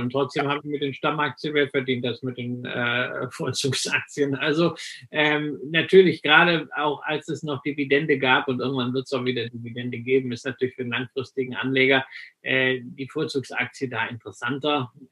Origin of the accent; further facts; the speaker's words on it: West Germany, Germany; weil ich bin ja im Westen groß geworden, ja, wir hatten ja nichts